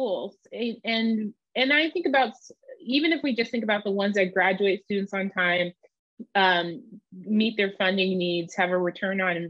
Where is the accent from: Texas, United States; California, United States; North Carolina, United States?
California, United States; Bay Area; I grew up in the Bay Area